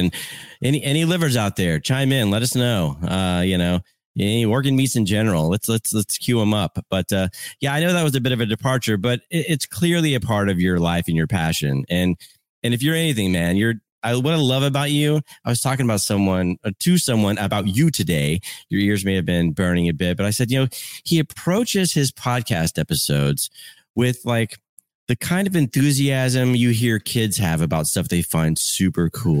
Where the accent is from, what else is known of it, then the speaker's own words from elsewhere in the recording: Central Florida, United States; moved away; also born or lived in Chicago; a kid growing up in Central Florida with all the amenities